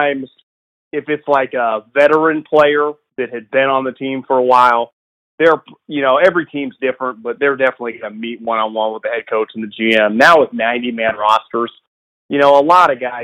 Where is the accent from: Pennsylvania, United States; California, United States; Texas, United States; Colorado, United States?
California, United States; Davis; I'm actually from Davis